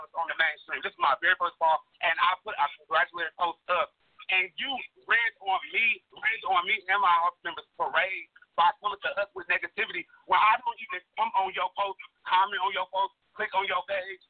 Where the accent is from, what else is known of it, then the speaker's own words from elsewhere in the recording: Midwest, United States; I'm from the Midwest.